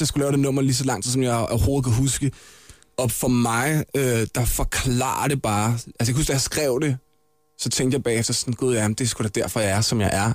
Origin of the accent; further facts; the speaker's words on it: Vestegnen, Capital Region of Denmark, Denmark; der, hvor jeg kommer fra, som er Vestegnen